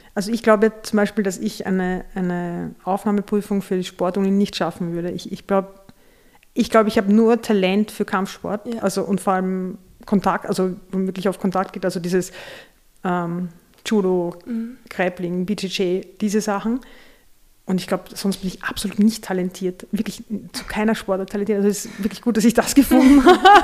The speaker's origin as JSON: {"language": "German", "region": "Vienna", "country": "Austria", "tie": "born or raised there", "said": "wir sind in der Nähe des Augarten aufgewachsen"}